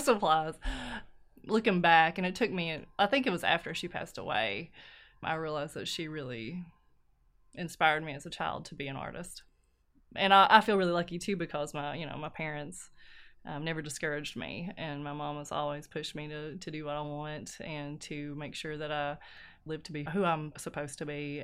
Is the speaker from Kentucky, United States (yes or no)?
yes; Ermine, Kentucky, United States; also born or lived in Knott County, Kentucky; I am from Ermine, which is here in Letcher County, Kentucky